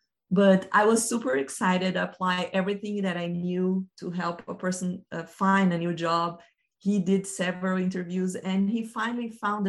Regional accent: Brazil; English is a second language; now in United States; I came from Brazil, stayed 6 years here in the United States, and my next journey will be in Australia.

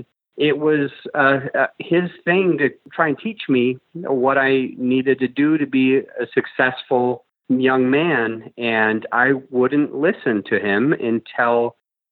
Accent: Utah, United States; also born or lived in Salt Lake City, Utah / Provo, Utah / St. George, Utah / Kaysville, Utah; I grew up in Utah, just mainstream Utah-isms.

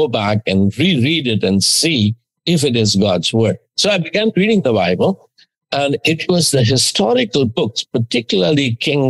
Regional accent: India; as an Indian teenager, I was already become 20 by then

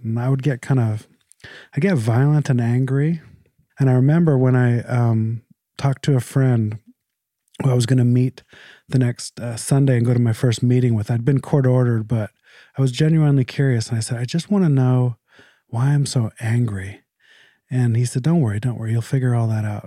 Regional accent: Canada; moved away as an adult; I was born in Canada. Um, I moved here about fifteen years ago, but I'm very Canadian

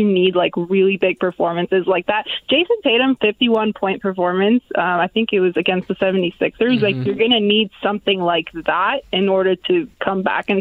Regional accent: Toronto, Ontario, Canada; I'm from Toronto.

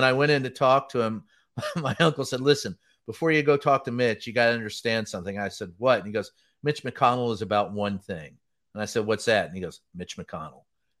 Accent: Louisville, Kentucky, United States; Louisville, Kentucky.

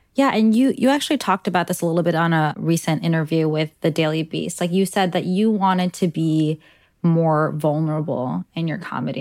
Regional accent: New York City, New York, United States; also born or lived in New Hyde Park, New York; I grew up in Ozone Park, Queens, and then I moved to New Hyde Park

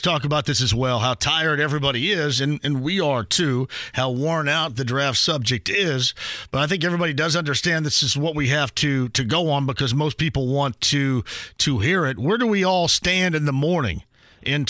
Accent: Southern Indiana, United States; I'm from Southern Indiana

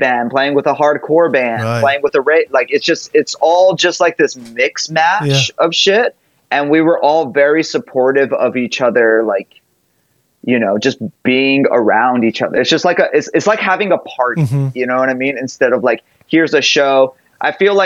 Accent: Hawaii, United States; moved away; I grew up in Hawaii

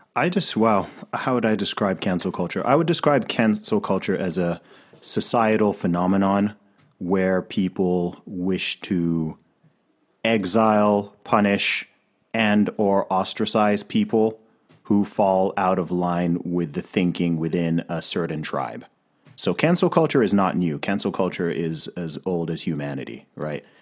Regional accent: Saudi Arabia; also born or lived in Africa; now in United Kingdom; I grew up in Saudi Arabia

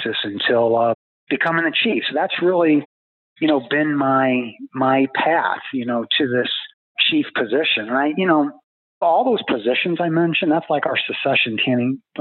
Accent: Ohio, United States; moved away as an adult; also born or lived in Detroit / Baton Rouge / Boston / Washington, D.C.; I'm from Ohio, so I'm a Midwest guy

